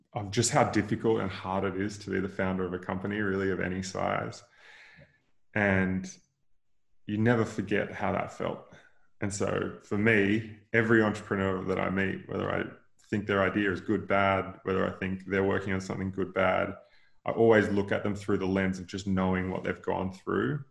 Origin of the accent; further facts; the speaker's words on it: near Noosa, Queensland, Australia; So I grew up in Queensland, like 45 minutes outside of Noosa in the in the hinterland